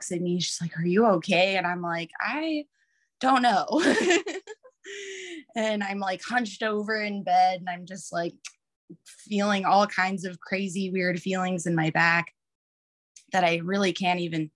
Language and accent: English; Texas, United States; moved away as an adult; also born or lived in Maui, Hawaii; now in Oregon, United States; I grew up in Texas, like hospital birth is what I knew